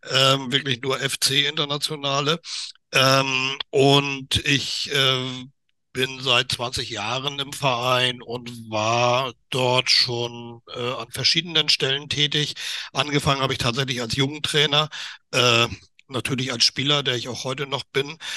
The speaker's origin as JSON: {"language": "German", "region": "Northern Germany", "country": "Germany", "said": "also als Norddeutscher, ich bin zwar kein Seefahrer, aber als Norddeutscher weiß ich zumindest, wo das Wasser liegt."}